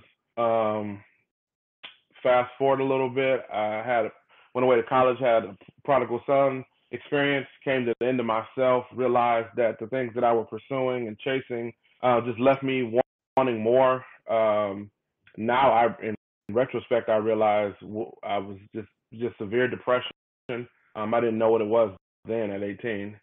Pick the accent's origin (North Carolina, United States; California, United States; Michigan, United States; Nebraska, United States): Michigan, United States; Detroit; born and raised in Detroit, Michigan, northwest side of Detroit